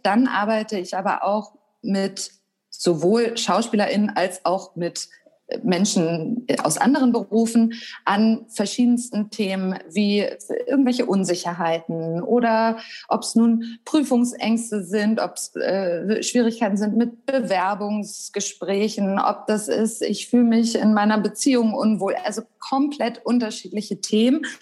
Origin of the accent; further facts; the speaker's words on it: Wedel, Schleswig-Holstein, Germany; also born or lived in Hamburg; also ich komme ursprünglich aus Wedel, das ist ja Schleswig-Holstein, mhm. aber ist ja so dicht an Hamburg dran. Ich bin auch in Hamburg zur Schule gegangen